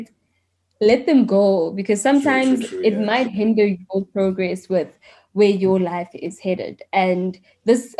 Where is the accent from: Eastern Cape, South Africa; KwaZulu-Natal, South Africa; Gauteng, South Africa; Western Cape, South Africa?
Gauteng, South Africa; Mamelodi; I'm from Mamelodi